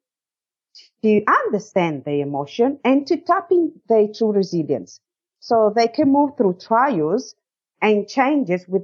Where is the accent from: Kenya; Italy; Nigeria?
Italy; moved away as an adult; now in Australia; I'm from Italy. I moved to Australia in 2004 and I moved here for love as I met my current Australian husband in Italy.